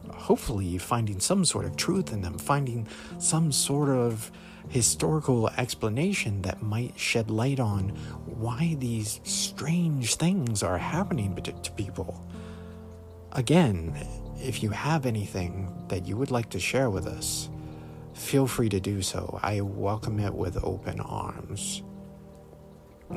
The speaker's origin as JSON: {"language": "English", "area": "Mathews County", "region": "Virginia", "country": "United States", "tie": "born or raised there", "said": "I grew up in Matthews County, Virginia, the second smallest county in the Commonwealth"}